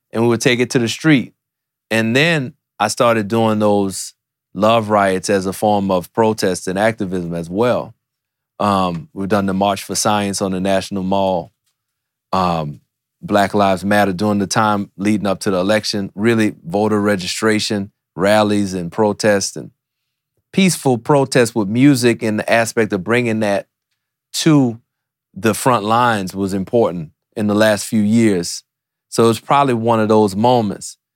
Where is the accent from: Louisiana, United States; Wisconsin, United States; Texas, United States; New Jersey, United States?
Louisiana, United States; New Orleans; growing up in New Orleans